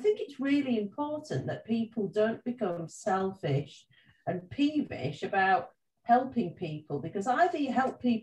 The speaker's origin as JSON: {"language": "English", "town": "Halifax", "region": "Yorkshire and the Humber", "country": "United Kingdom", "said": "I come from Halifax, which is not too far away from where Paul is."}